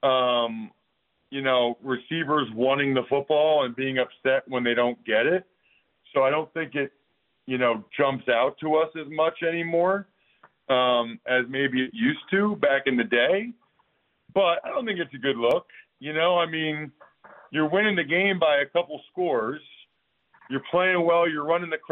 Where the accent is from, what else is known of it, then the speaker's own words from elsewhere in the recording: Philadelphia area, Pennsylvania, United States; the Eagles, like my hometown team